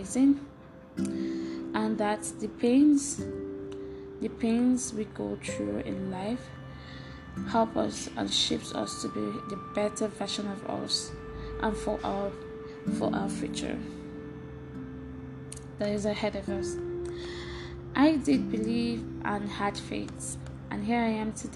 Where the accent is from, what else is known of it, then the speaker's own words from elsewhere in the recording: eastern Nigeria, Nigeria; moved away; I grew up in Nigeria, at the eastern part of Nigeria, with my siblings